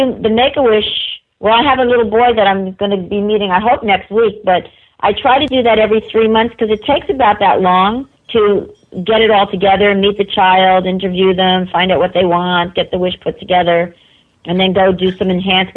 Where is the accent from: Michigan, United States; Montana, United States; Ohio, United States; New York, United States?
New York, United States; I'm a New Yorker